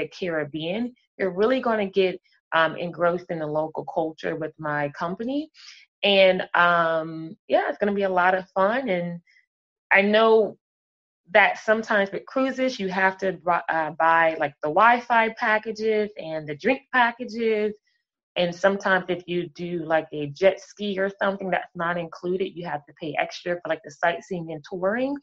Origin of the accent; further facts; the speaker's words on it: Cape Charles, Virginia, United States; I am from Cape Charles, Virginia.